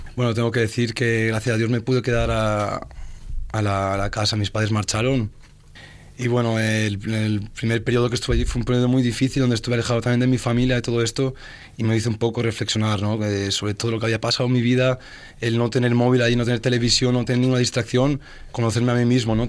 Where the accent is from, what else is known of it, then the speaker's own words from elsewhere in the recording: Oliva, Valencian Community, Spain; vengo de un pueblo de Valencia que se llama Oliva